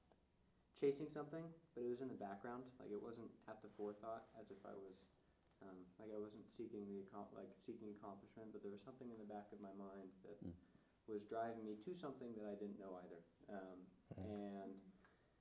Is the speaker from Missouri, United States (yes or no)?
no; Chapel Hill, North Carolina, United States; now in Boone, United States; growing up in Chapel Hill